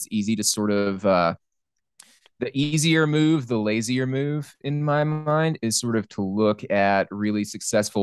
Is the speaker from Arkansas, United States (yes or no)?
yes; South Arkansas, United States; also born or lived in Little Rock, Arkansas / South Carolina; now in Washington, D.C., United States; I'm from South Arkansas where there's fucking nothing. And moving to South Carolina and now Washington, D.C